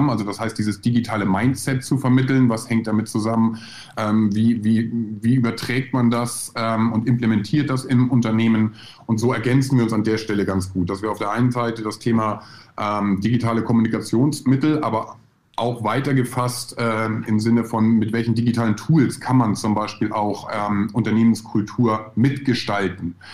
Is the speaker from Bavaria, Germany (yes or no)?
no; Husum, Schleswig-Holstein, Germany; also born or lived in Hamburg; bin äh, in Hamburg geboren, 1978. Äh, Wer rechnen kann, weiß, wie alt ich bin. Ähm, bin dann noch ein bisschen weiter Richtung Süddänemark gegangen, also in, in der grauen Stadt am Meer Husum äh, groß geworden.